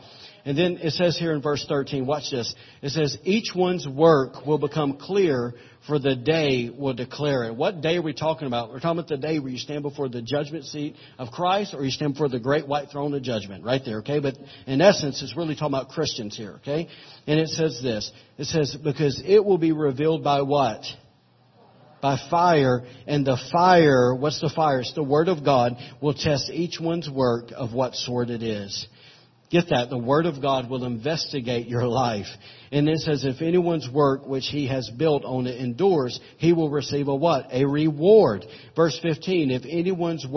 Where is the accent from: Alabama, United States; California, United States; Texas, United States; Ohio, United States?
Alabama, United States; I'm from Alabama